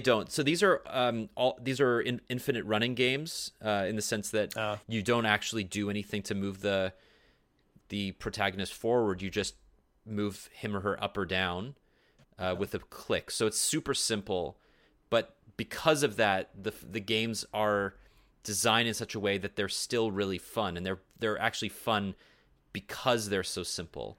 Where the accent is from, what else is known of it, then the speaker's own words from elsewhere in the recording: Canada; Canadians don't have access to Amazon, so we don't have Prime TV